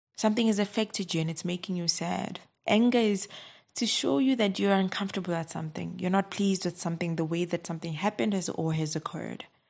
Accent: South Africa; I'm from South Africa

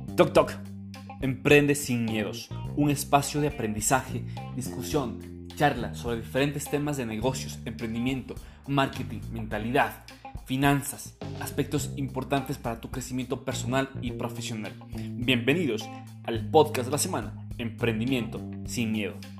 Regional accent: Baños, Tungurahua, Ecuador; también soy de Baños

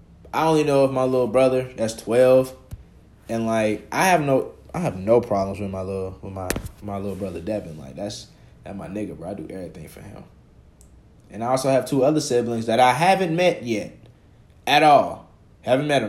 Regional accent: College Park, Georgia, United States; also born or lived in Atlanta, Georgia; I'm from the South Side, bro. College Park, Georgia

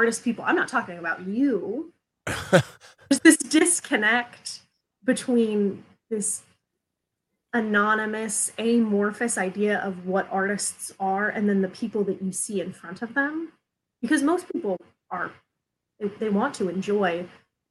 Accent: Southeast Ohio, United States; moved away as an adult; also born or lived in Chicago; now in Columbus, United States; I am originally from Southeast Ohio, so like the Appalachian part of Ohio.

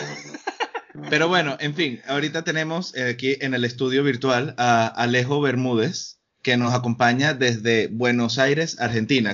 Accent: Venezuela; moved away; yo nunca había estado identificado con la cultura venezolana hasta que me fui de Venezuela.

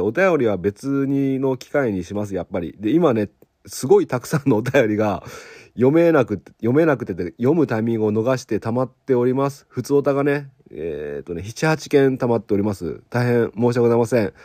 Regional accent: Okayama, Japan; うちの地元の松崎牧場さん

